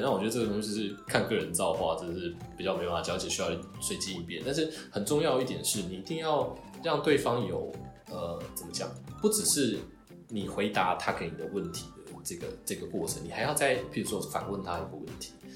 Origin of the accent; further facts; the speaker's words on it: Taiwan; now in Japan; 我们台湾人就是在外国